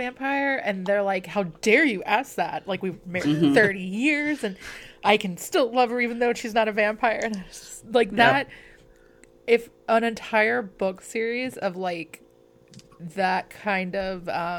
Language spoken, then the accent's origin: English; Arkansas, United States; I mean, I am from Arkansas. Do you hear a Southern accent?